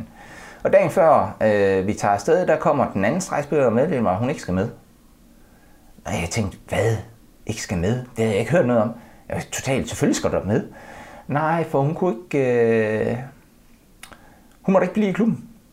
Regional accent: Denmark; som dansker

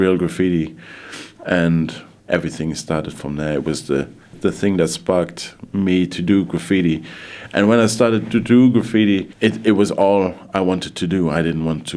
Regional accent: Luxembourg; also born or lived in London; my dad was working in Luxembourg, so my mum joined him here, so this is where I grew up

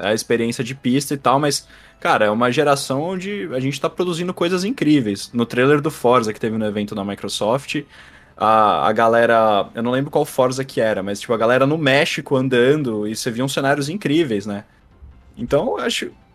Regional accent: Brazil; Eu sou do Brasil

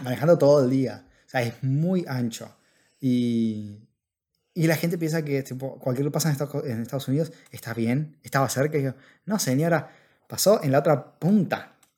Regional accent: Argentina; moved away as an adult; now in United States; en el caso de Argentina, de vuelta, que es lo que conocemos porque, bueno, nacimos ahí

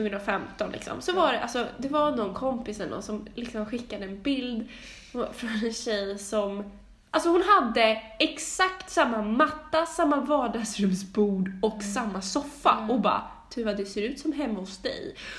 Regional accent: Stockholm, Stockholm County, Sweden; min barndom på Långholmsgatan när jag växte upp med mamma

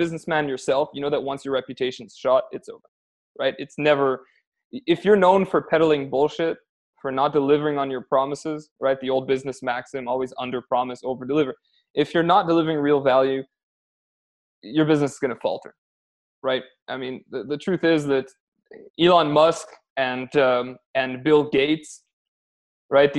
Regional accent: Canada; accent: Canadian; moved away as an adult; also born or lived in Spain / Amsterdam / Armenia; now in Poland; I'm Canadian, as you can probably tell from my accent

